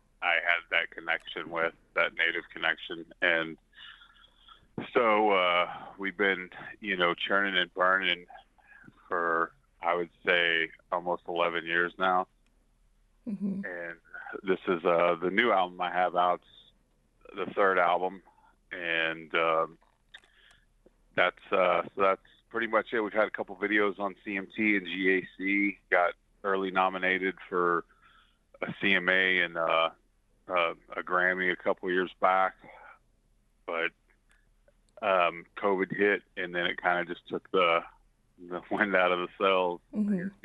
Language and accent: English; southeast Oklahoma, United States; also born or lived in Kansas; I grew up in Oklahoma, down in southeast Oklahoma mainly